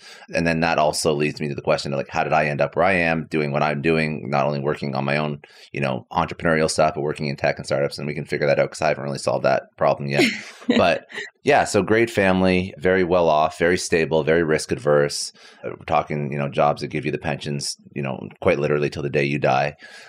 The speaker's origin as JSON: {"language": "English", "town": "Ottawa", "region": "Ontario", "country": "Canada", "tie": "born or raised there", "also_born_or_lived": "Toronto", "said": "I'm fully Canadian. So, you know, born in Toronto, raised in Ottawa."}